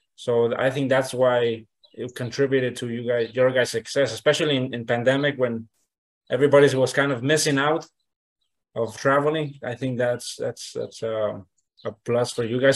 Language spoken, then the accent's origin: English; Nayarit, Mexico; I'm from originally from Nayarit, Nayarit, Mexico